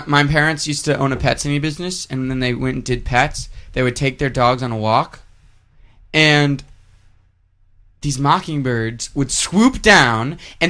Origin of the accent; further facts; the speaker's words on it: Texas, United States; Because we're from Texas.